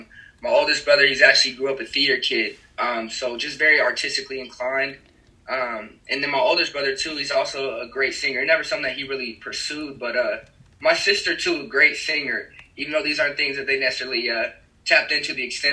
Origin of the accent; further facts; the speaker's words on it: Aurora, Colorado, United States; moved away as an adult; now in Phoenix, United States; I'm a suburban dude, man, from Colorado, Aurora, Colorado. We like to call it ACO around here.